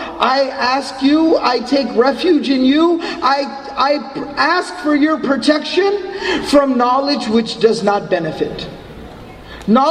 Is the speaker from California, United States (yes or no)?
no; Dallas, Texas, United States; I'm from Dallas